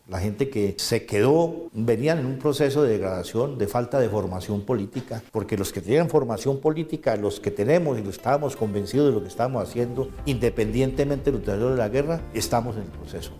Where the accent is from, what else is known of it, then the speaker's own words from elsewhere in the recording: Colombia; nosotros somos colombianos, hacemos parte de la sociedad colombiana